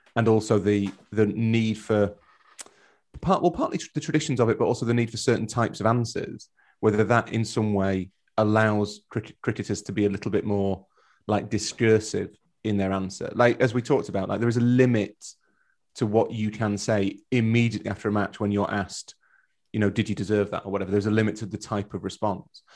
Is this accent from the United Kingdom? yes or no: yes; Yorkshire and the Humber, United Kingdom; We're both from Yorkshire